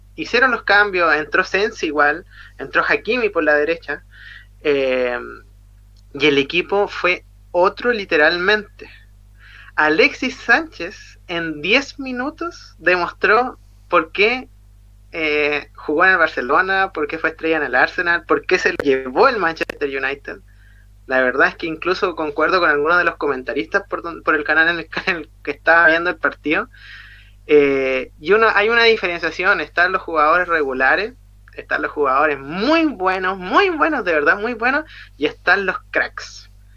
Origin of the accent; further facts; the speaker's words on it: Chile; como buen chileno